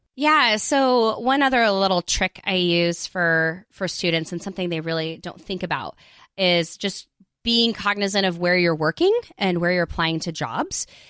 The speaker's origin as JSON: {"language": "English", "country": "United States", "also_born_or_lived": "South Korea", "said": "I'm American, but I lived in South Korea for six years"}